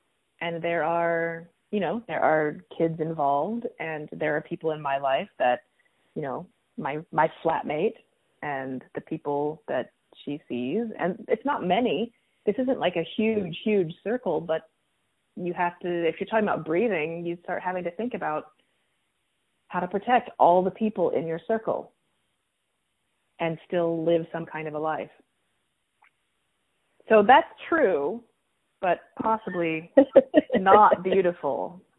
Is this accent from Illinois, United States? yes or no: yes; Chicago, Illinois, United States; And I'm from Chicago, where there are more cases than there are in Howard County.